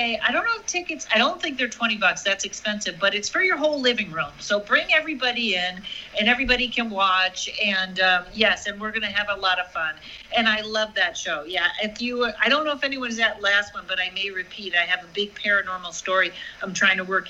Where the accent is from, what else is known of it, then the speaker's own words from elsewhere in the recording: Massachusetts, United States; moved away; I'm from Massachusetts.